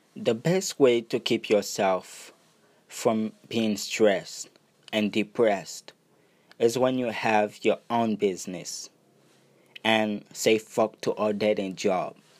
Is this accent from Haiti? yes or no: yes; Haiti; English is a second language; I was born and raised in Haiti.